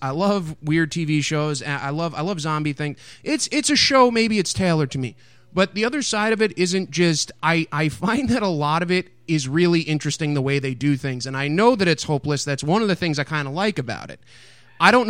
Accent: United States; I'm from America

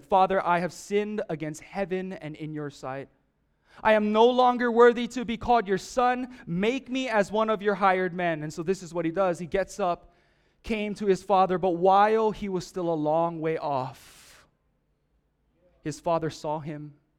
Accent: Oahu, Hawaii, United States; I'm from Oahu

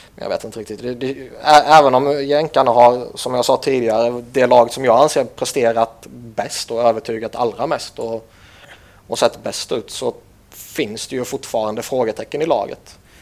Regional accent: Sweden; som svensk

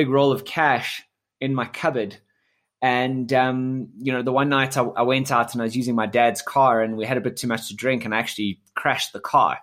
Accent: South Africa; I was born in South Africa and, you know, grew up here.

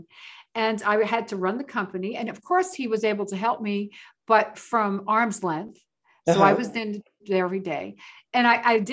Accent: New York City, New York, United States; moved away as an adult; also born or lived in Las Vegas, Nevada; I moved from the Bronx, New York. I'm a Bronx girl

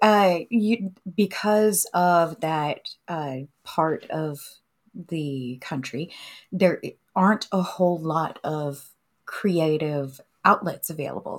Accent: Savannah, Missouri, United States; moved away; also born or lived in Bloomsburg, Pennsylvania; my family made the move to northwestern Missouri

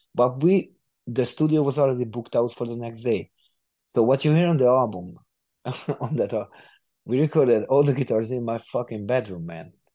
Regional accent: Hungary; a hungarian studio not far from my from my hometown

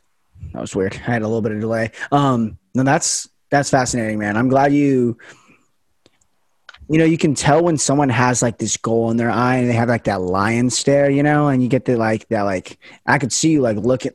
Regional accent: United States; we're privileged enough to be Americans.

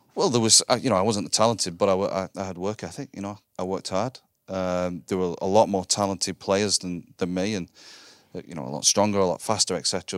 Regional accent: Wigan, North West England, United Kingdom; I grew up in Wigan in the, in the glory, the glory days

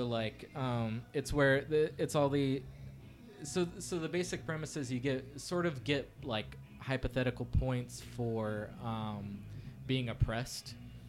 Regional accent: California, United States; born or raised there

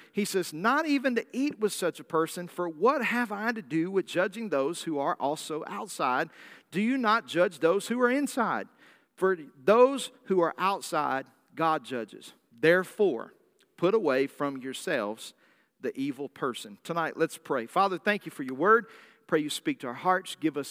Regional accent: the South, United States; I'm from the South. I'm from the deep South. We don't like tea unless it tastes like pancake syrup.

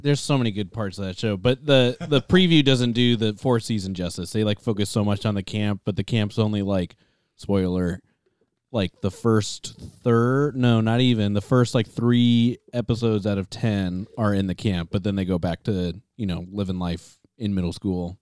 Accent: Tacoma, Washington, United States; We're from the Pacific Northwest

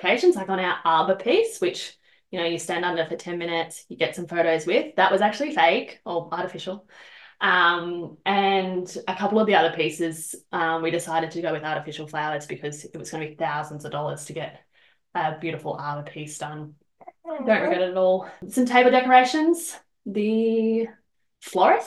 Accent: Bendigo, Victoria, Australia; I'm originally from Bendigo.

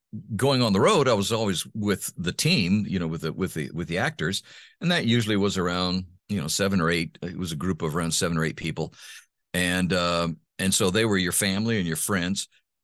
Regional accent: Honduras; also born or lived in United States; You know, it was, I grew up in Honduras in Central America. My parents were missionaries, and they went to the mission field when I was 10 months old.

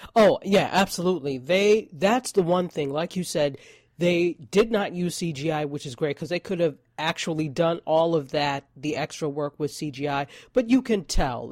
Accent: New York, United States; I am a New Yorker

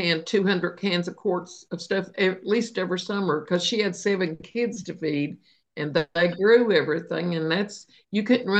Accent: Appalachia, United States; when I grew up in a little town of Bearwaller where I was born

